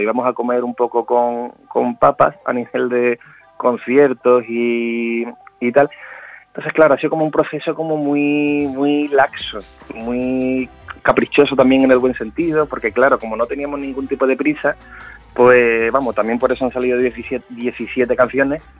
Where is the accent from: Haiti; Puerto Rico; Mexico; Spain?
Spain; Jerez de la Frontera, Andalusia; yo soy de Jerez de la Frontera y de alguna manera el flamenco es como que siempre lo he tenido ahí de background, en el sentido de eh, todos los eventos de mi pueblo